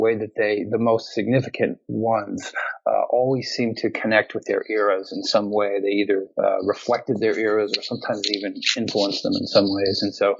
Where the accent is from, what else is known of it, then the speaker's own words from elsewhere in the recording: Chicago, Illinois, United States; now in Beacon, United States; My parents are originally New Yorkers, but I grew up in the Midwest in Chicago area before coming back east.